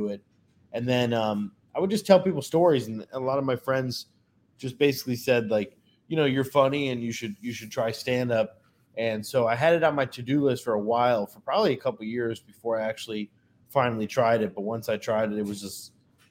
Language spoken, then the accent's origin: English; Northwest Indiana, United States; moved away as an adult; also born or lived in Chicago, Illinois; now in Delray Beach, United States; I'm originally from, I was born in Chicago. I grew up in Northwest Indiana. And then I've been down in Florida for the last 7+ years